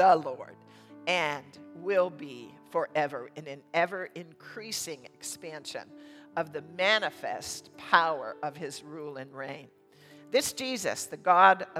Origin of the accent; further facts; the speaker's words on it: United States; we as American Christians here in this nation